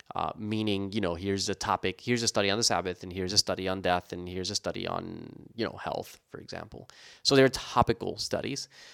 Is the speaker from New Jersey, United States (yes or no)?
yes; New Jersey, United States; there was a radio station where I grew up in New Jersey